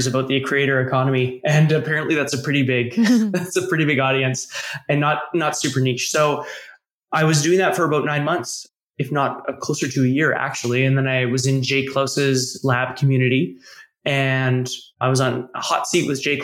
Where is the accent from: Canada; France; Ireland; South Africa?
Canada; accent: Canadian; I'm from Canada, hence my Canadian accent, which I cannot detect, but other people might be able